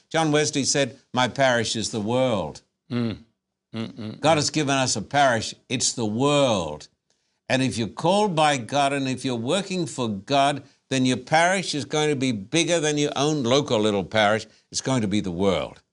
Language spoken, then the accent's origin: English; Esk, Queensland, Australia; moved away as an adult; now in United States; I was born in a tiny little town in Queensland by the name of Esk